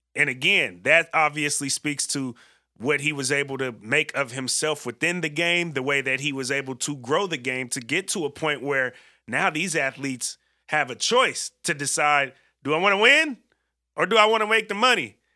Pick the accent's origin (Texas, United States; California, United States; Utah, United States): California, United States; San Francisco; being from the Bay Area myself